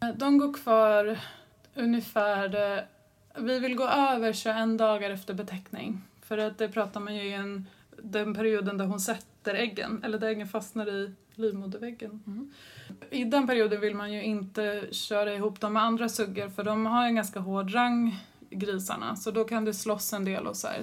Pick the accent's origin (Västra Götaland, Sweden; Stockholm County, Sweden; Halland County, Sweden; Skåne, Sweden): Stockholm County, Sweden; Stockholm; moved away as an adult; also born or lived in Alnarp; född och uppväxt i Stockholm